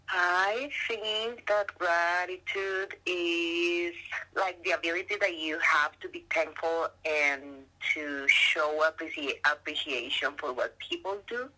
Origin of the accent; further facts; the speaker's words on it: Colombia; moved away as an adult; now in Canada; I'm from Colombia. I moved to Canada three years ago